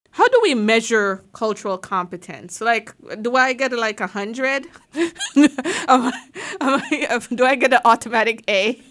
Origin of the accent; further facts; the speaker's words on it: Jamaica; moved away; I am Jamaican